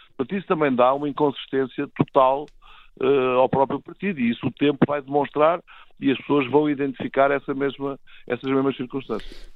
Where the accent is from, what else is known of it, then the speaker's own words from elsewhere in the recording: Portugal; cidadão, enquanto português